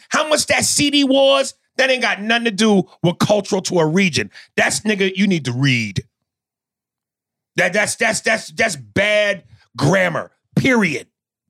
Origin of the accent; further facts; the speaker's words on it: New York City, New York, United States; But I'm from New York. I'm from New York City.